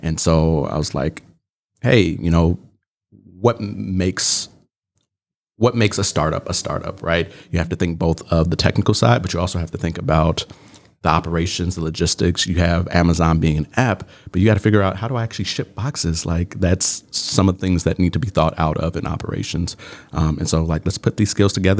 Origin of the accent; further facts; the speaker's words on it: Chicago, Illinois, United States; moved away as an adult; now in Milwaukee, United States; I am originally from Chicago, Southside, Bronzeville, represent